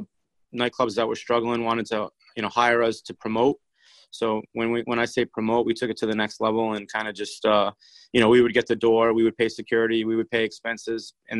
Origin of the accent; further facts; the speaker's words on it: Cranston, Rhode Island, United States; also born or lived in Los Angeles; I grew up here in Rhode Island, Cranston, Rhode Island.